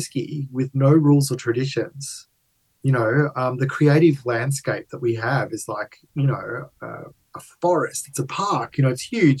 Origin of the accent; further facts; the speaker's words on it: Melbourne, Victoria, Australia; I was born and bred in Melbourne, Australia, my parents immigrated from Italy.